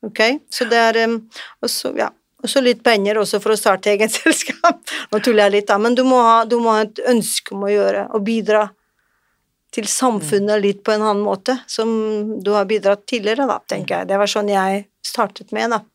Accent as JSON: {"language": "Norwegian", "country": "Portugal", "moved": "yes", "lives_now": "Norway", "said": "Jeg er eh, fra Portugal"}